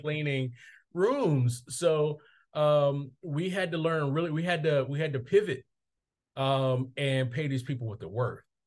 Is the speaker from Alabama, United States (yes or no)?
yes; Mobile, Alabama, United States; my hometown of Mobile, Alabama